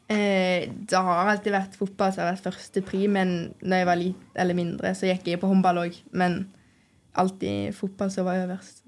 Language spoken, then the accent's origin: Norwegian; Stord, Vestland, Norway; moved away; vi er fra Stord, så har man jo hørt om, om Lerkendal fra man var liten